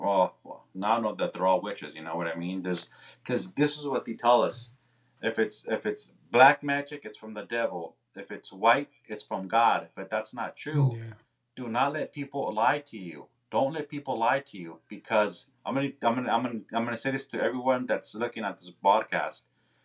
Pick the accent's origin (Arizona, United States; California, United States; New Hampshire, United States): California, United States; Corona; also born or lived in Milwaukee, Wisconsin / Missouri / Indiana; now in Chicago, United States; I was born in Milwaukee, Wisconsin, and I was raised in Corona, California. That's where I went to my last year of elementary, junior high, and high school. And we pretty much moved there to Missouri. Then I moved to Indiana. And then I moved to Chicago.